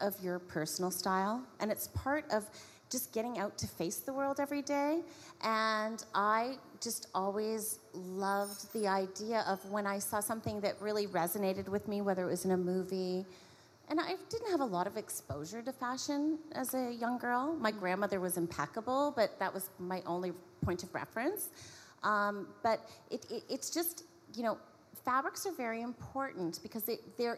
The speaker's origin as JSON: {"language": "English", "town": "Niagara Falls", "region": "Ontario", "country": "Canada", "tie": "born or raised there", "said": "I was born in Niagara Falls. I'm fifth generation Canadian, so I have a long history. They settled. I grew up in a suburban town."}